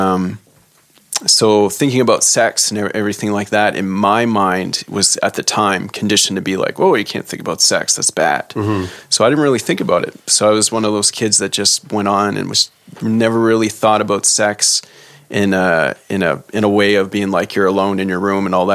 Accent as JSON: {"language": "English", "town": "Saint John", "region": "New Brunswick", "country": "Canada", "tie": "born or raised there", "moved": "yes", "said": "So in the summer times back home in St. John, my parents, they would leave and go to St. Martin's, New Brunswick, because I'm from St. John, New Brunswick"}